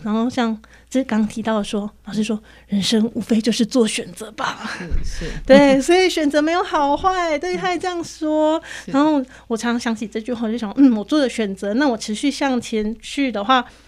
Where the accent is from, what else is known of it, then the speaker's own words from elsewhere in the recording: central Taiwan, Taiwan; also born or lived in Tainan; 只有我们中部那里有的